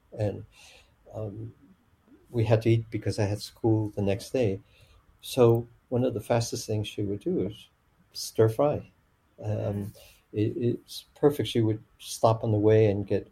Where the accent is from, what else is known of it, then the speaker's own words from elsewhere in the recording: Chicago, Illinois, United States; first language Chinese; English is a second language; moved away; also born or lived in Tucson, Arizona / San Diego, California; we went to Chicago, and I grew up in Chicago, Chinatown, actually